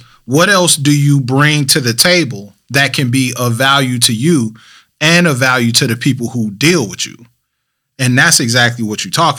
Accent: Flint, Michigan, United States; also born or lived in Westland, Michigan / Southfield, Michigan / Farmington Hills, Michigan; I lived in Westland. I lived in Southfield. I lived in Farmington Hills. I've never claimed that I was from Detroit. I've always been the guy from Flint.

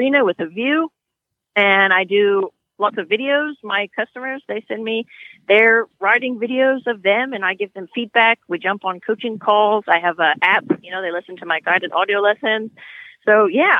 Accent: California, United States; moved away as an adult; also born or lived in Europe; when I grew up in California riding horses

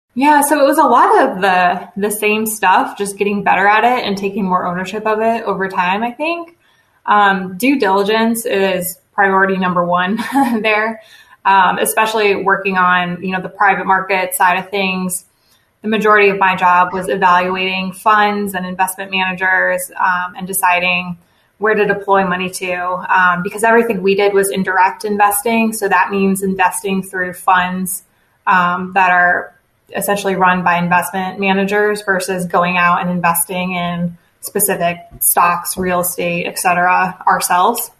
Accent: Chicago suburbs, Illinois, United States; moved away as an adult; now in Indiana, United States; I am from the Chicago suburbs originally. Came to Indiana to go to Butler University for undergrad

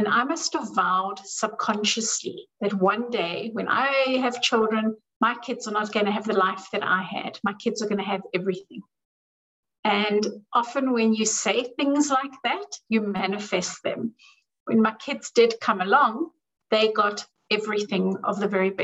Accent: South Africa; I grew up in South Africa, where we grew up poor.

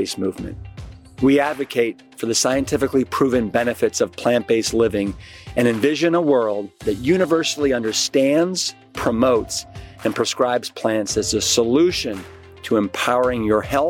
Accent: Cleveland, Ohio, United States; Gigi is from Cleveland like I am

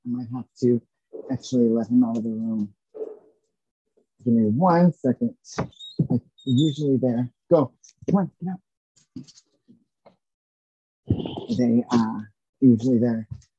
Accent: San Diego, California, United States; because my father was in the military, so I grew up in San Diego.

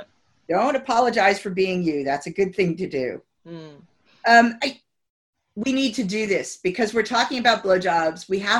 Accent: United States; moved away as an adult; I'm American. I've been here 27 years, but I spent the first 27 years of life in America

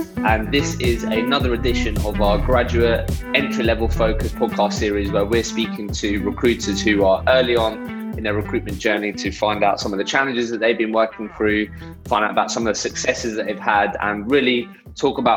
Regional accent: Eastbourne, South East England, United Kingdom; I grew up in Eastbourne. It's quite a small town

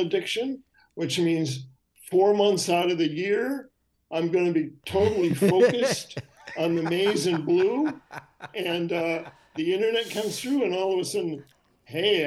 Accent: Syracuse, New York, United States; moved away; also born or lived in Chicago, Illinois; I grew up in Syracuse, New York

